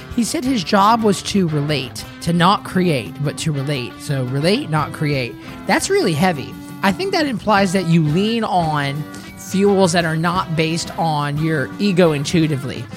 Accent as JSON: {"language": "English", "region": "Tennessee", "country": "United States", "tie": "born or raised there", "also_born_or_lived": "Bradenton, Florida"}